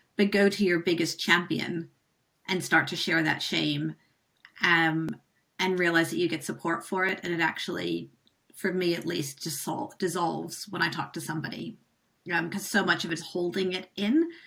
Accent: United States; moved away; being American, like I was over here when he was president.

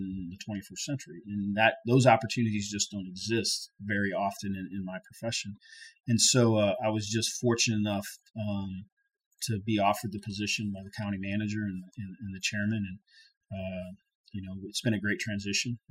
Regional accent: Naples, Florida, United States; moved away as an adult; also born or lived in Indiana; now in Savannah, United States; I was born in Indiana, but I moved to South Florida, Naples, Florida, in second grade to live with my dad and my brother

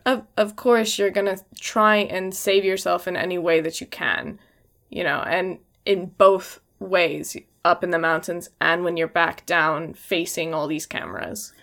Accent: Washington, United States; I'm from Washington State

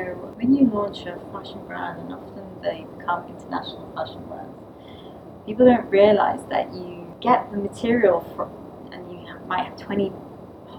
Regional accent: London, United Kingdom; I'm from Bethnal Green

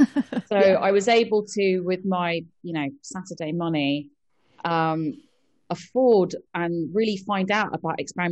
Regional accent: London, United Kingdom; I grew up in London

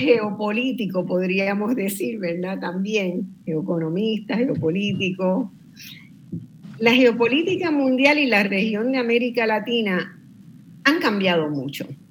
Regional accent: Puerto Rico; los puertorriqueños

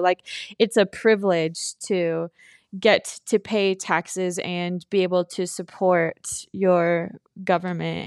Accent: Filer, Idaho, United States; we're from Filer, Idaho, and it's a really small town. When we were growing up, it was probably eighteen hundred people.

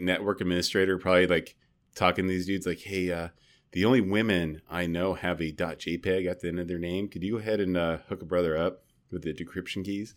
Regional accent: United States; I'm from America

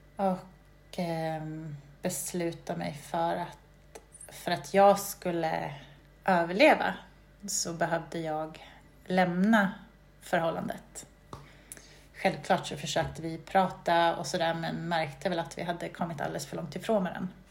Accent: Sweden; moved away as an adult; also born or lived in England; jag var väl hemma i Sverige det året

